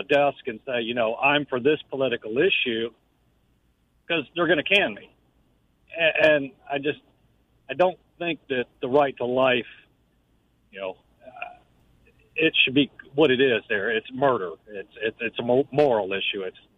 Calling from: Jacksonville, Florida, United States

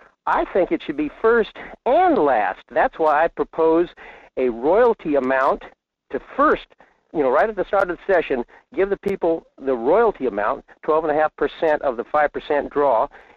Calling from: Fairbanks, Alaska, United States; in Fairbanks.

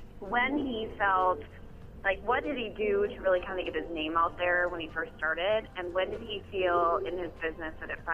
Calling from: Blaine, United States

